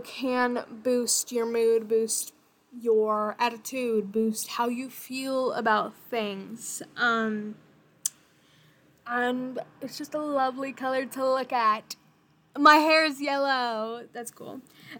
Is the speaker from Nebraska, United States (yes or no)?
yes; Bellevue, Nebraska, United States; Hometown, I am from Bellevue, Nebraska, the Midwest. It's very, very, very boring here. I've lived here my entire life.